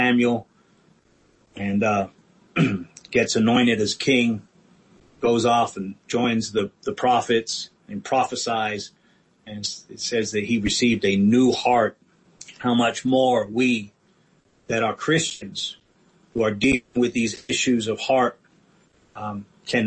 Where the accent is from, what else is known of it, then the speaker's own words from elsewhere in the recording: England, United Kingdom; I grew up in England